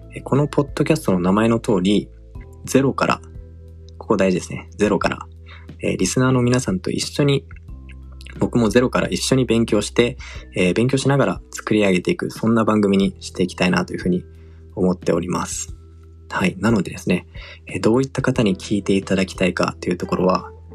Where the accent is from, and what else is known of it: Tokyo, Japan; born or raised there; also born or lived in Singapore